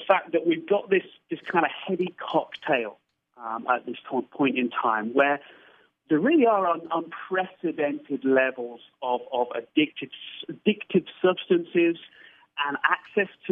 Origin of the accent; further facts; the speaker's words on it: United Kingdom; I'm a Brit